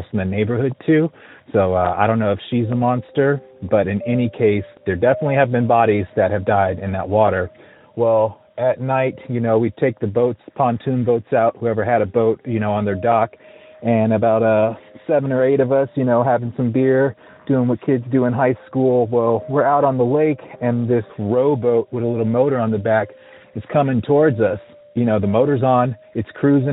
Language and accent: English; Montclair, Virginia, United States; also born or lived in California; now in Georgia, United States; I'm from Montclair, Virginia, which is a neighborhood about 5 miles long